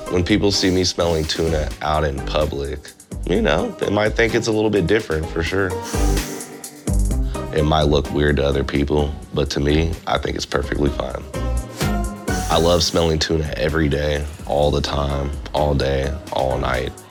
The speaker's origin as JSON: {"language": "English", "town": "Lawrence", "region": "Kansas", "country": "United States", "said": "I'm from Lawrence, Kansas, which is the middle of nowhere. It's farms and country stuff is very, very quiet."}